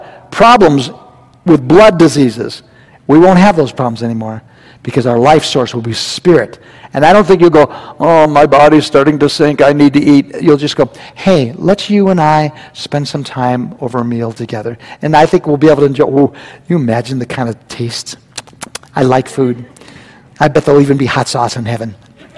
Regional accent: California, United States; And I guess it's safe now to tell you, I came from California. And we used to go to Disneyland

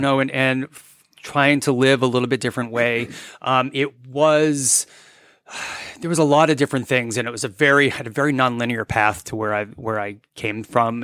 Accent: New England, United States; moved away as an adult; also born or lived in Vermont; now in Dahlonega, United States; I'm originally from New England

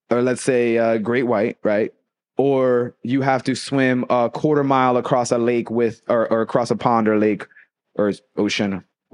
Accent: Boston, Massachusetts, United States; I'm from Boston.

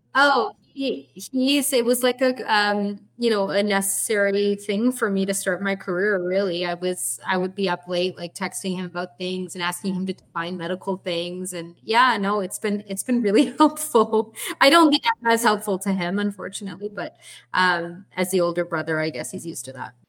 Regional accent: Edmonton, Alberta, Canada; moved away as an adult; now in Toronto, Canada; we are actually originally from Edmonton, uh, from your home province, Alberta

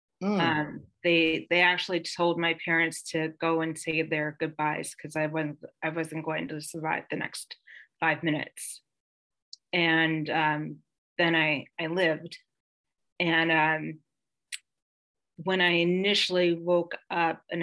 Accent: Bethlehem, Pennsylvania, United States; also born or lived in Bath, Pennsylvania; I'm from Pennsylvania. I grew up in a very teeny tiny little town called Bath and moved. So half my childhood was in Bath and the other half my childhood was in Bethlehem.

